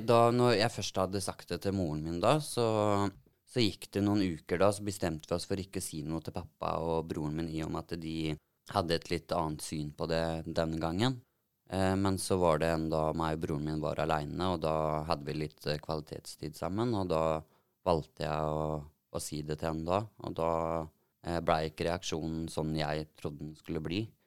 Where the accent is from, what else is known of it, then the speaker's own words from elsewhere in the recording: Telemark, Norway; Jeg eh, bor i Telemark og har bodd der så å si hele livet.